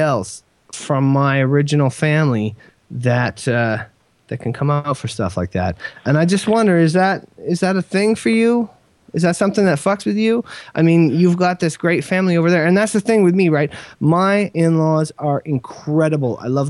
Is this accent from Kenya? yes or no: yes; Kenya; born there; also born or lived in England / Ottawa / Saskatoon / New Brunswick; I was born in Kenya. We moved to England after that. We moved to Ottawa after that. We moved to Saskatoon after that. We moved to New Brunswick after that.